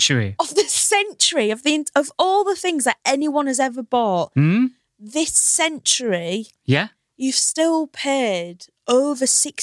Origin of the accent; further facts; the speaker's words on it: Hull, Yorkshire and the Humber, United Kingdom; now in London, United Kingdom; And you might be able to tell from my accent, I come from Hull.